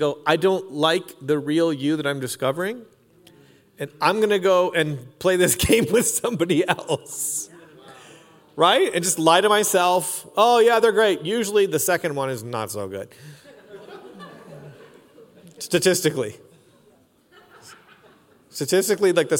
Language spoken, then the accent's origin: English; Canada; I'm Canadian